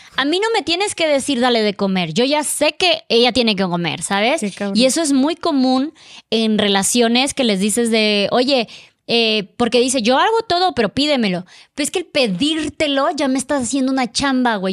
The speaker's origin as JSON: {"language": "Spanish", "country": "Mexico", "lives_now": "Mexico City, Mexico", "said": "ya estaba yo en mi país"}